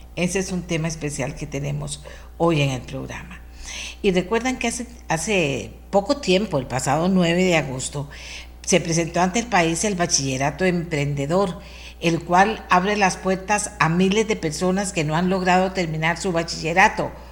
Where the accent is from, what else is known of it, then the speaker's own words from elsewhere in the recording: Costa Rica; lo que somos los costarricenses